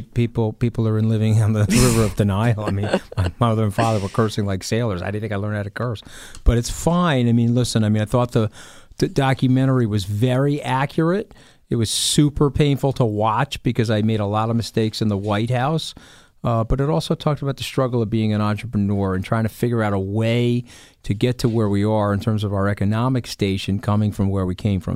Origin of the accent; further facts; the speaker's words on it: New York, United States; as a New Yorker